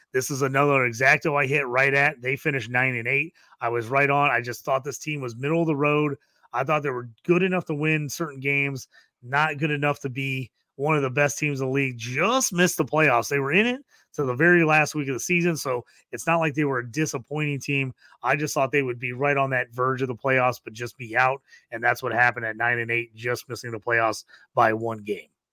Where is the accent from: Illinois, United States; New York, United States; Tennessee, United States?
Illinois, United States; we're both from Illinois